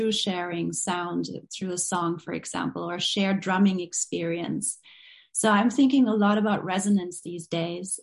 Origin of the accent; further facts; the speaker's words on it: Berlin, Germany; moved away; I grew up in West Berlin. I grew up with a lot of division and separation